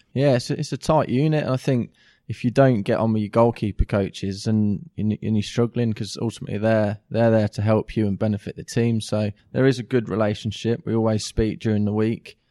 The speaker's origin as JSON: {"language": "English", "town": "Kettering", "region": "East Midlands", "country": "United Kingdom", "tie": "born or raised there", "also_born_or_lived": "Sheffield", "said": "I'm a Ketram-born lad. So I went through the Ketram youth team"}